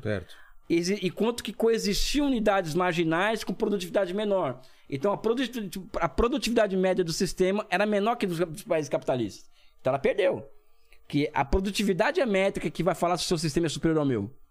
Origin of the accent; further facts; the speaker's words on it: Brazil; sou brasileiro